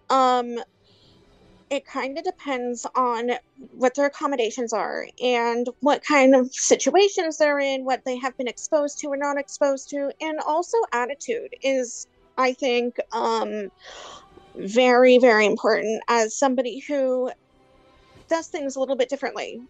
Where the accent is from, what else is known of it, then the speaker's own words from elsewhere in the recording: Hollister, California, United States; I am from California, little town called Hollister